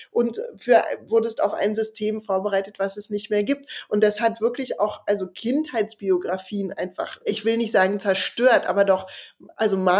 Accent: East Germany, Germany; Und der Taxifahrer war, wo kommen Sie denn her? Na, aus, aus dem Osten.

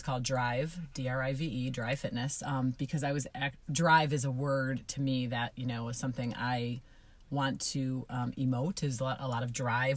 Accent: Buffalo, New York, United States; we're from Buffalo

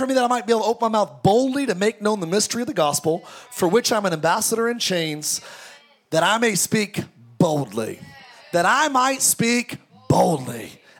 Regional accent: Antelope Valley, California, United States; I grew up in the Antelope Valley, the home of … and Paul George.

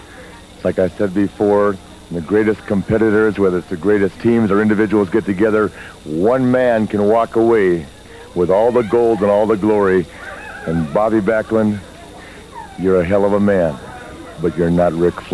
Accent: Minnesota, United States; Because we're from Minnesota, because we both have great amateur backgrounds, has nothing to do with it.

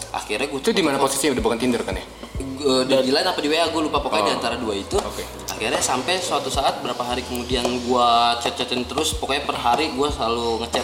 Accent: Java, Indonesia; walaupun gue juga orang Jawa gitu

